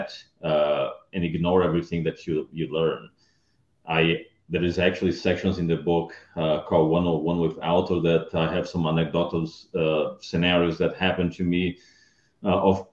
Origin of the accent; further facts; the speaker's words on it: Brazil; moved away as an adult; also born or lived in Round Rock, Texas / Dallas, Texas; now in United States; I'm originally from Brazil. I moved to US in 2003 to work as a vendor at Microsoft